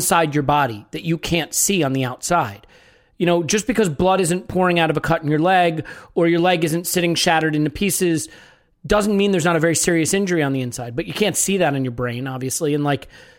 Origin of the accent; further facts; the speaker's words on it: United States; an American